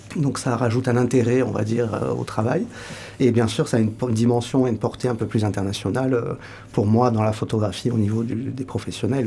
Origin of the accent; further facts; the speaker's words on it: Pau, Nouvelle-Aquitaine, France; moved away as an adult; also born or lived in Toulouse; now in Hossegor, France; je suis né à Pau, pas loin d'ici. Ah oui euh, J'ai grandi à Pau